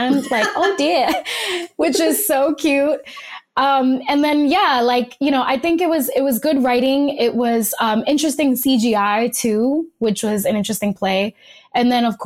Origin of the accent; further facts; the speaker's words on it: New York City, New York, United States; I'm also from the Bronx, so you know I have that Bronx pride